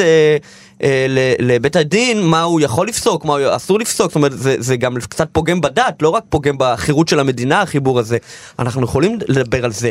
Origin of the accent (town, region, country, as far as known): Kfar Chabad, Central District, Israel; born or raised there; also born or lived in Belarus